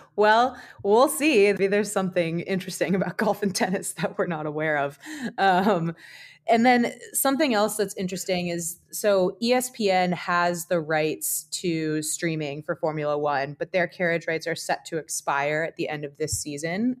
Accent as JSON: {"language": "English", "country": "United States", "said": "as an American"}